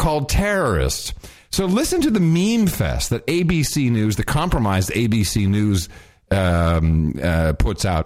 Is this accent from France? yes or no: no; Amsterdam, North Holland, Netherlands; moved away; I grew up in Amsterdam